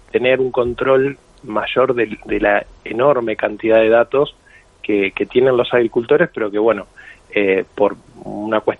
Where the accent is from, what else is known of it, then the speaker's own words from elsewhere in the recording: Argentina; accent: Argentine; yo soy argentino, se me nota en el acento